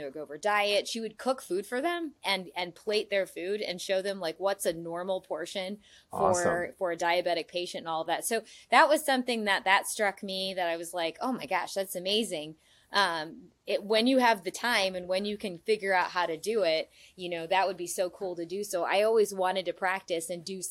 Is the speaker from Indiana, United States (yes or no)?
yes; Indiana, United States; I'm from Indiana